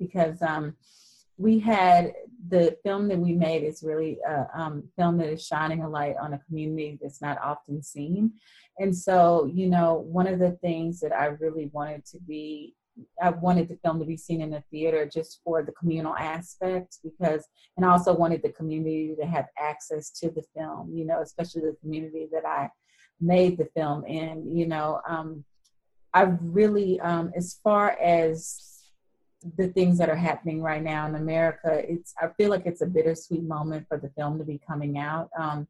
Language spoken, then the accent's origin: English; Fort Worth, Texas, United States; I grew up in Fort Worth, Texas